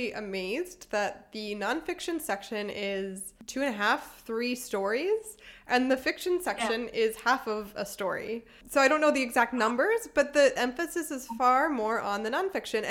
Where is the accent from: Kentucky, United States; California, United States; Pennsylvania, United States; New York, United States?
Pennsylvania, United States; outside Philadelphia; moved away; also born or lived in Germany; I grew up in outside Philadelphia in the suburbs